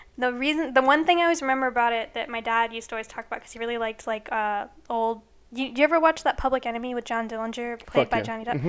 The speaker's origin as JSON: {"language": "English", "region": "Illinois", "country": "United States", "tie": "born or raised there", "also_born_or_lived": "California / Florida", "said": "I was born here in California. I grew up in a small town in the Midwest in Illinois. I spent a little bit of time in Florida and moved back here."}